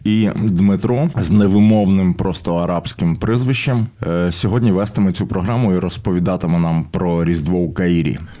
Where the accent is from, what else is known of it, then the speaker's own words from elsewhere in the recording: Kamianets-Podilskyi, Khmelnytskyi Oblast, Ukraine; у моєму рідному Кам'янці-Подільському